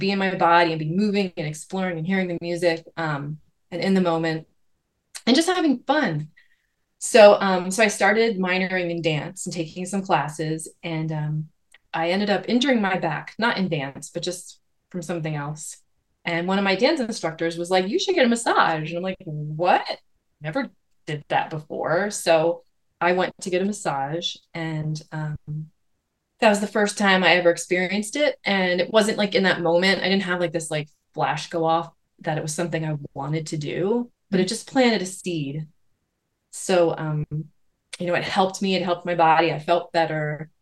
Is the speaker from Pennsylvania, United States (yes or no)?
yes; Lancaster County, Pennsylvania, United States; the little community I grew up in Lancaster County